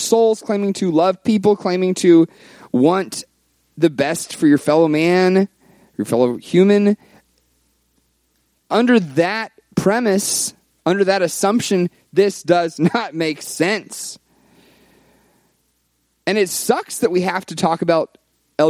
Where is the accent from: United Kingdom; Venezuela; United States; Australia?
United States; the South; I was raised in the South.